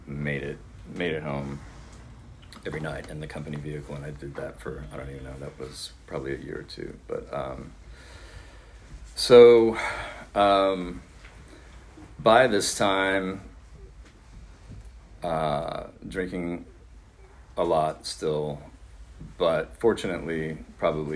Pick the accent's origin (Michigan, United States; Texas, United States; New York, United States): Texas, United States; Austin; moved away as an adult; also born or lived in San Marcos, Texas; I'm from Austin, by the way. And so it was either San Marcos or Austin. I hadn't lived anywhere else at that time